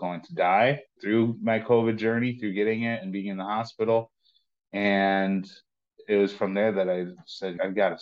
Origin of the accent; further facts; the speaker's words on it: Lockport, New York, United States; I'm from Buffalo, north of Buffalo, and born and raised in Lockport